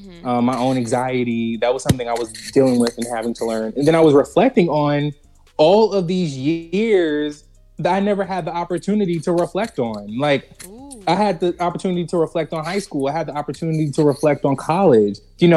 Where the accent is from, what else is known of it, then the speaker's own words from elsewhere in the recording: Jersey City, New Jersey, United States; growing up in Jersey City was interesting. I grew up, well, I was originally in the hood, the hill that we like to call.